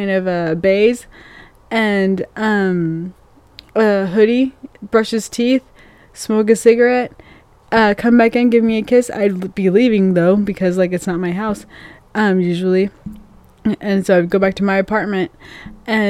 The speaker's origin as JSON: {"language": "English", "town": "Longview", "country": "United States", "tie": "born or raised there", "moved": "as an adult", "said": "my hometown"}